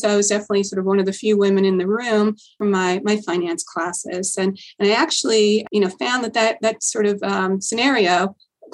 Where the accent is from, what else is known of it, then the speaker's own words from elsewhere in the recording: Port Jefferson, New York, United States; I grew up on Long Island in a small town called Port Jefferson